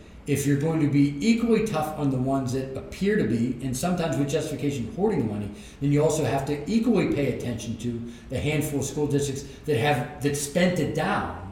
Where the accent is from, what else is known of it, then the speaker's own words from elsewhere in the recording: Pennsylvania, United States; as a Pennsylvanian